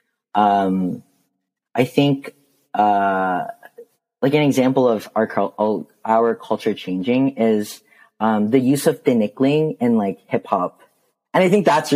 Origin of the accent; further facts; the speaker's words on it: Canada; growing up in Canada, like as a Filipino, I was very fortunate to like grow up in a city that has so many Filipinos living in it.